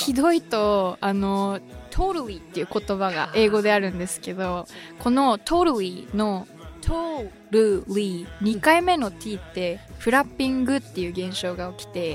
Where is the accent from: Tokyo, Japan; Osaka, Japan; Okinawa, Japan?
Tokyo, Japan; suburbs of; 東京の郊外に生まれ育ったんですけども